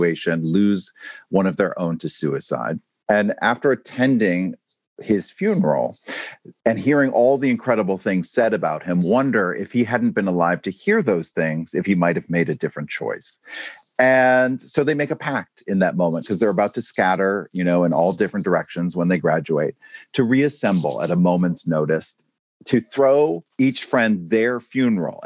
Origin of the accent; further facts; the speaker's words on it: Maine, United States; moved away; I'm coming to you today from my home state of Maine